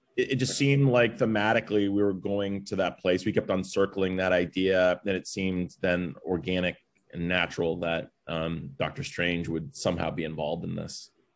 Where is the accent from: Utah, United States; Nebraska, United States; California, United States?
California, United States; Los Angeles; I grew up near Westwood